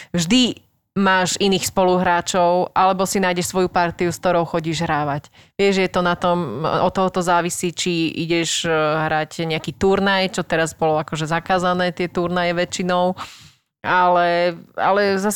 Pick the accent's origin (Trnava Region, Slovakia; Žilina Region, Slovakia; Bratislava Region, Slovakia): Bratislava Region, Slovakia; Bernolákovo; Prvé bolo u nás v Bernolákové na Slovensku, ale veľa našich známych chodilo hrávať aj do Dunakility